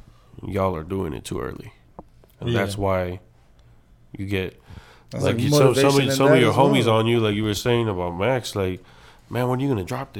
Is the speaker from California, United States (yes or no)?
yes; Santa Ana, California, United States; also born or lived in Anaheim, California; between Santa Ana and Anaheim all my life.